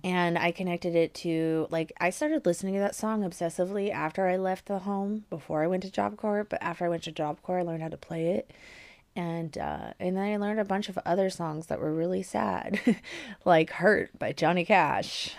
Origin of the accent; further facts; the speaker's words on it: Portland, Oregon, United States; I'm from Portland.